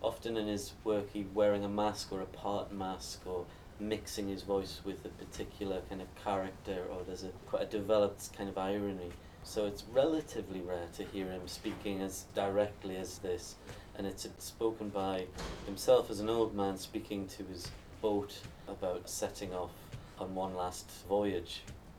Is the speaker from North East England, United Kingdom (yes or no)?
yes; Northumberland, North East England, United Kingdom; Kind of a northern voice, but I'm from Northumberland as well